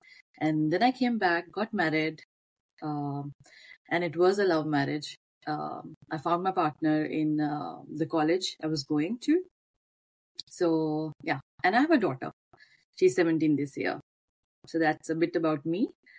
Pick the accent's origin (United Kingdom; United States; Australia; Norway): Norway; I would firstly say that I was born in Norway, but my roots are from Punjab. My father came in the early 70s to Norway. So all my siblings, we have been born here, brought up a bit in Norway